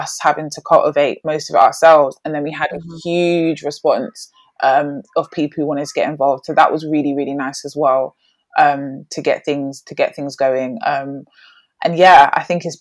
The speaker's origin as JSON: {"language": "English", "region": "London", "country": "United Kingdom", "tie": "born or raised there", "moved": "as an adult", "lives_now": "Birmingham, United Kingdom", "said": "growing up in London, I grew up in Brixton"}